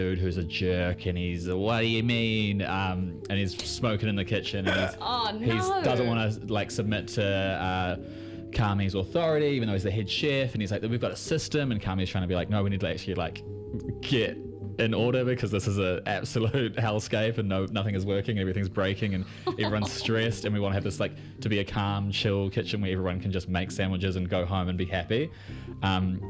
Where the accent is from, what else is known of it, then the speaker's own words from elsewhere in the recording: New Zealand; accent: Kiwi; I've got that weird Kiwi thickness